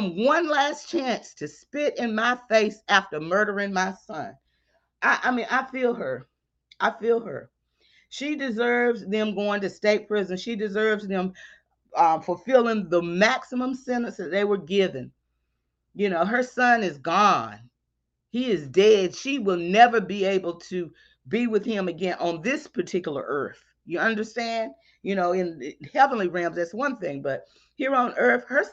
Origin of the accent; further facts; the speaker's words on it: the South, United States; I'm from the South